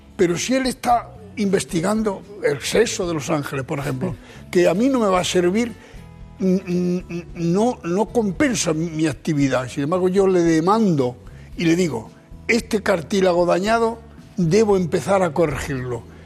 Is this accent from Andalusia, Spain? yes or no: no; Archena, Region of Murcia, Spain; De Archena